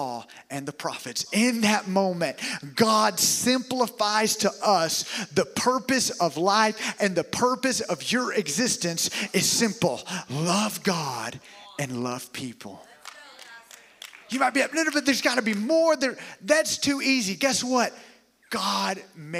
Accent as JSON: {"language": "English", "region": "the South", "country": "United States", "tie": "born or raised there", "also_born_or_lived": "Alabama", "lives_now": "Tampa, United States", "said": "I was raised here in the South"}